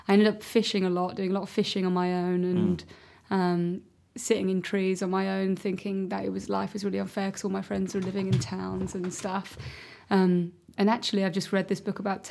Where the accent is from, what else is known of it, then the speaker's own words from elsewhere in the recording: Warwickshire, West Midlands, United Kingdom; also born or lived in London; now in Brighton, United Kingdom; Yeah, the home of Shakespeare. That's where I grew up.